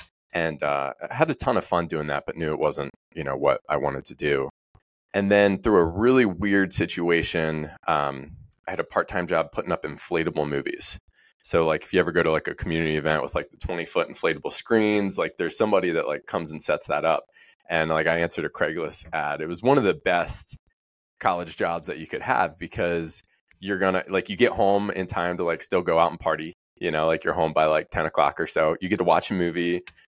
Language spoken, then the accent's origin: English; Ellicott City, Maryland, United States; I grew up in Maryland, a place called Ellicott City. Had a small farm.